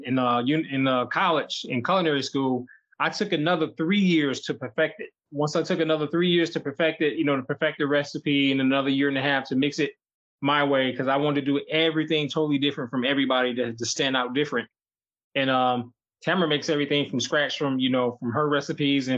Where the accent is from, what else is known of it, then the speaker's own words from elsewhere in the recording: Detroit, Michigan, United States; we grew up in Detroit